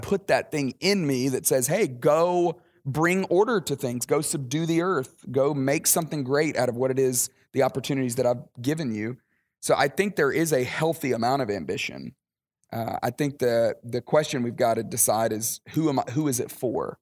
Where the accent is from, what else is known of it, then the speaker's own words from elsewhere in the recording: Alabama, United States; moved away as an adult; also born or lived in Dallas, Texas; now in Atlanta, United States; I grew up in Alabama.